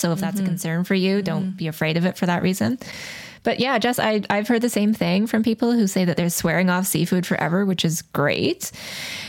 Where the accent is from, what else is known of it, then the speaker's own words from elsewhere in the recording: Calgary, Alberta, Canada; I was born in Calgary. My father and stepmom still live there and I've got lots of family there